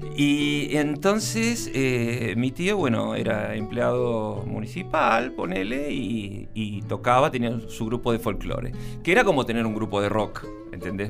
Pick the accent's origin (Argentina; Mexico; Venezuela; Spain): Argentina; Buenos Aires; Yo nací el primero de abril de 1963 en Buenos Aires.